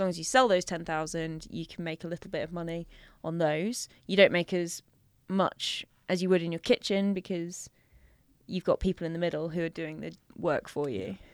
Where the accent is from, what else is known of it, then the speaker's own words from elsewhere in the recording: London, United Kingdom; I grew up in North West London, so, um, over by kind of Stanmore, Edgware, that sort of harrow area.